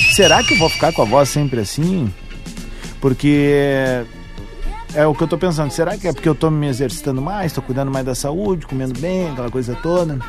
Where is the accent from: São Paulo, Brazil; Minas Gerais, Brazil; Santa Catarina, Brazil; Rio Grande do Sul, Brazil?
Rio Grande do Sul, Brazil; Viamão; uma parte muito bonita da minha infância em Viamão